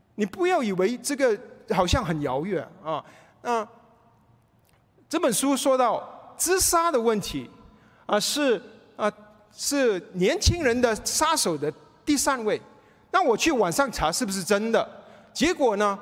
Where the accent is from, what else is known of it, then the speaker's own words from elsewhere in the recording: Malaysia; now in United States; 我回去马来西亚亲人不信主